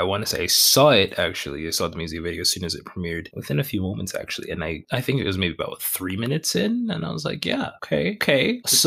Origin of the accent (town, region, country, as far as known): Canada